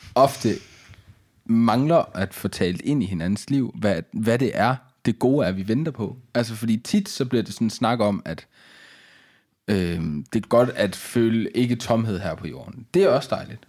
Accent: Denmark; som dansker

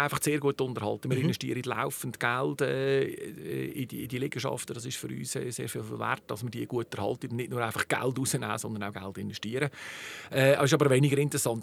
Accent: Zug, Switzerland; Bin ein rassereiner Zucker, geboren in Zug, sechzig Jahre in Zug jetzt

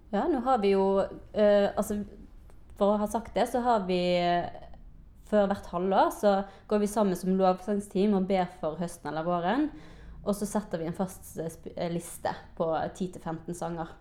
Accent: Bergen, Vestland, Norway; jeg har vokst opp i KF Bergen

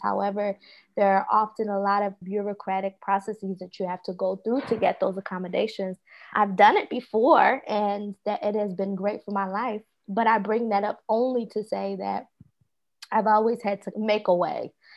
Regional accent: Philadelphia, Pennsylvania, United States; moved away; I am from originally from Philadelphia, Southwest Philadelphia

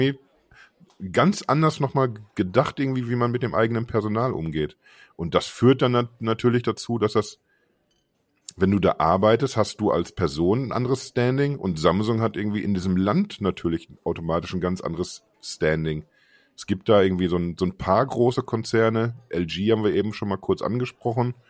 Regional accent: Unna, North Rhine-Westphalia, Germany; moved away; ich komme ursprünglich aus, aus Unna, das ist eine Stadt mit, mit 60.000 Menschen

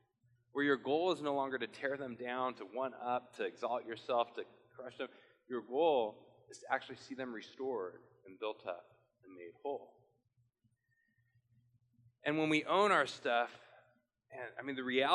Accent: Portland, United States; I'm from Portland

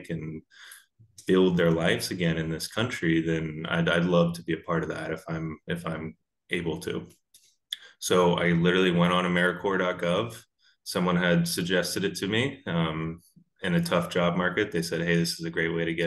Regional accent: Charleston, South Carolina, United States; moved away as an adult; now in Iowa, United States; I'm originally from Charleston, South Carolina

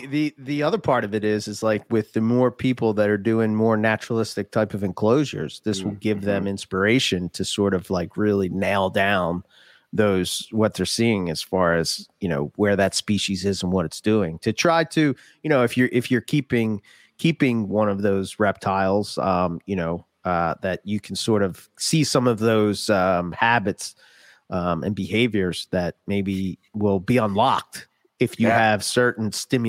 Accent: United States; I'm American. We yell.

